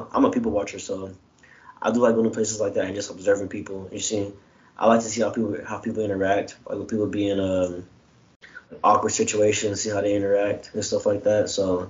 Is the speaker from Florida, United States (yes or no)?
no; Chicago, Illinois, United States; I'm from Chicago, so.